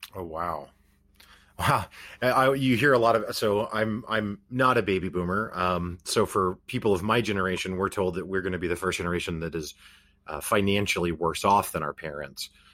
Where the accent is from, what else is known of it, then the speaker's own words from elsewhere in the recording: Springfield, Missouri, United States; I'm personally from Springfield, Missouri